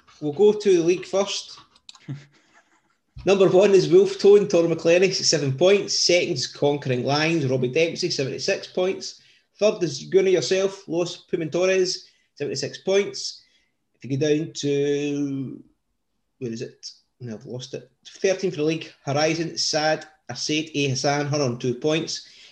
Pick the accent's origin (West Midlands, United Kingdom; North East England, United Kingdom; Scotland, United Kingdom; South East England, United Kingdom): Scotland, United Kingdom; Coatbridge; born or raised there